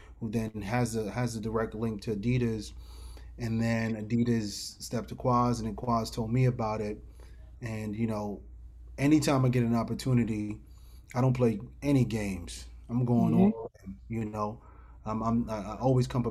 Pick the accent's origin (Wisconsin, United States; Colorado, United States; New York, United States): New York, United States; New York City; growing up in New York City